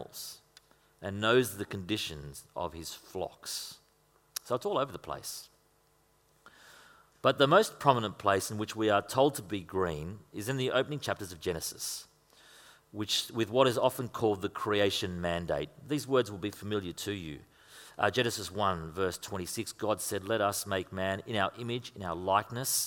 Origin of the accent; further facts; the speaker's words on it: Queensland, Australia; moved away; if you come from Queensland, like